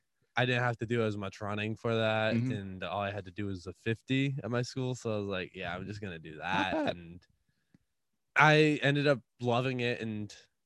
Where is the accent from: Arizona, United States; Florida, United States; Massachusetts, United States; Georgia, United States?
Massachusetts, United States; Whitinsville; So I'm from Little Whitensville, Massachusetts.